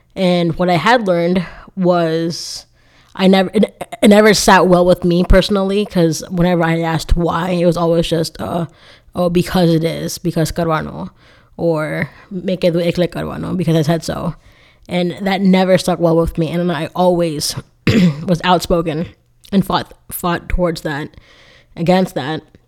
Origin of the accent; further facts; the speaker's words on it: South Florida, United States; I grew up in South Florida.